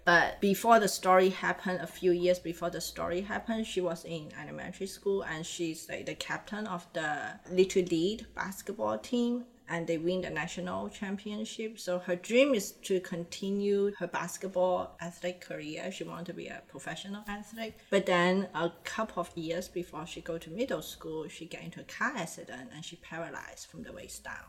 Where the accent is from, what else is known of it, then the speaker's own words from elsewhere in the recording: Hong Kong; accent: mix of Indonesian, Mandarin, Cantonese accent; English is a second language; now in North America; growing up in a Chinese society with family has a strong Indonesian influence